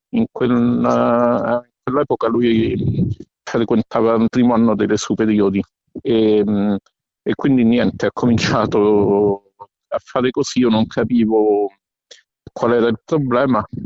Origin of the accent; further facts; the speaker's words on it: Rome, Lazio, Italy; mh, mm, sono di Roma, eh, sono anche il eh, coordinatore regionale Lazio